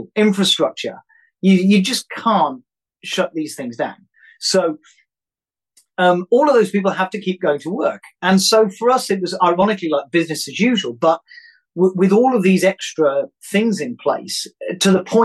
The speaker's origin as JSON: {"language": "English", "country": "United Kingdom", "said": "being British"}